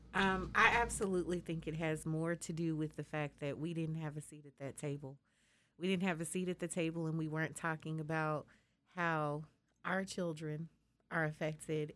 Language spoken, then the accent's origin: English; Colorado, United States; now in Texas, United States; I'm from Colorado